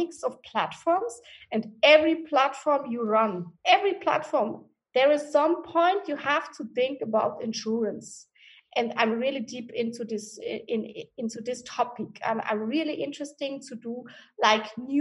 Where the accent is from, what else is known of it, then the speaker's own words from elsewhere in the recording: Switzerland; now in Hamburg, Germany; I was born and raised in Switzerland.